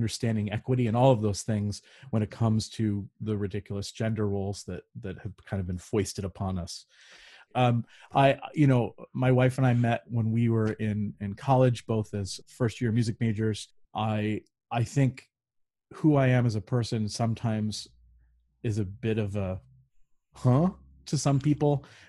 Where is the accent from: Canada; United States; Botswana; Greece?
United States; Connecticut; also born or lived in Hawaii / California / Indiana / Illinois; So I'm from New England. I've lived all over the country. I've lived in Hawaii, California, Indiana, Illinois, New Jersey, Connecticut. Is where I'm from originally, and now I'm in Western Pennsylvania